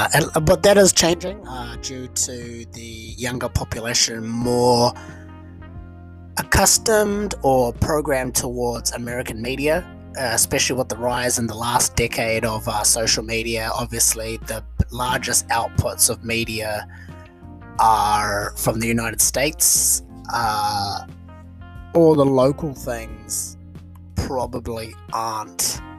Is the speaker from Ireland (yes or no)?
no; New Zealand; In my home country of New Zealand, this is a problem that is routinely faced.